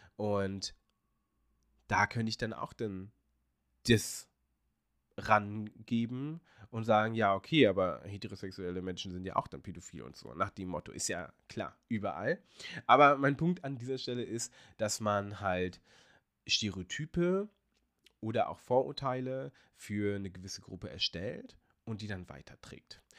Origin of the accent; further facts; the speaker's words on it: Hanover, Lower Saxony, Germany; moved away as an adult; now in Portugal; ich bin sehr stolz darauf, Hannoveraner zu sein, weil das ist meine Heimatstadt. Ähm, daher kommt meine Mutter, da bin ich geboren und groß geworden